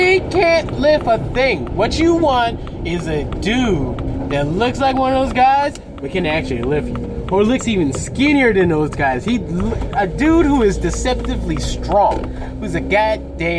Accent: United States; I'm an American

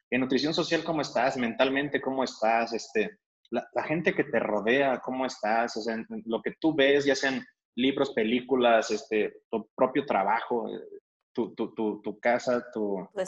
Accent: Mexico; Y, ellos como que normalmente aquí, alguien como mexicano, los generales, digo de nuevo, es como que vemos que el vino tinto es algo caro, ¿no?

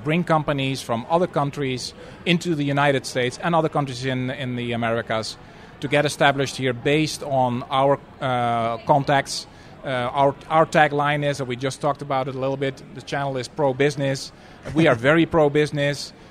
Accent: Netherlands; moved away; a fellow Dutchman

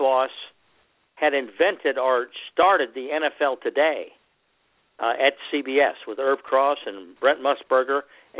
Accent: St. Louis, Missouri, United States; I grew up in the St. Louis area.

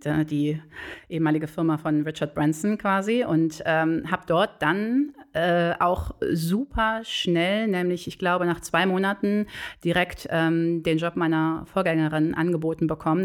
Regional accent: Bonn, North Rhine-Westphalia, Germany; also born or lived in Cologne; ich bin tatsächlich äh, gebürtige Bonnerin, aber nicht Bad Godesbergerin. Ähm, ich bin auf das Beethoven-Gymnasium zur Schule gegangen damals

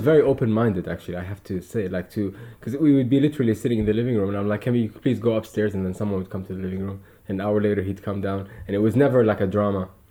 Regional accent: Dubai, United Arab Emirates; growing up in Dubai

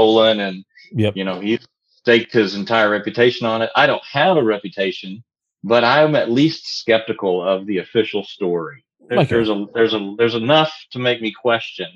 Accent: United States

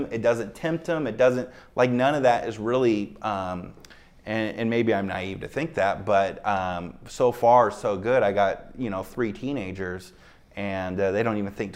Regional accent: Seattle, Washington, United States; moved away as an adult; now in Las Vegas, United States; I grew up in Seattle

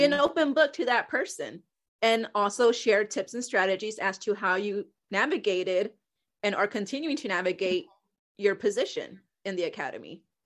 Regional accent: Houston, Texas, United States; moved away; I was from Houston.

